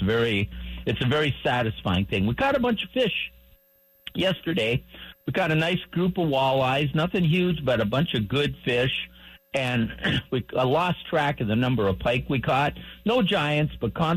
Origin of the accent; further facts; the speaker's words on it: Hibbing, Minnesota, United States; moved away; my hometown